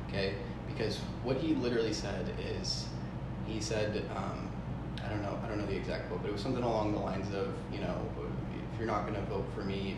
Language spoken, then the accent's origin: English; a town outside of Seattle, Washington, United States; moved away as an adult; also born or lived in Southern California; now in Austin, United States; I grew up, spent most of my life in a town outside of Seattle